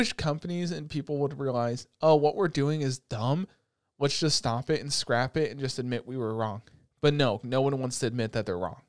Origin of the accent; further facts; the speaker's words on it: Roosevelt, New York, United States; but I feel like it was a cool thing growing up in Roosevelt, because how many people do you know from Roosevelt that are like genuinely racist